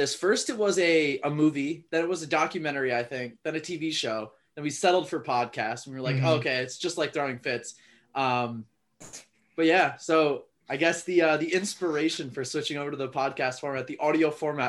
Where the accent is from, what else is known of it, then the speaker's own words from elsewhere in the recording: Boston, Massachusetts, United States; born there; No, I was born in Boston. I'm a diehard.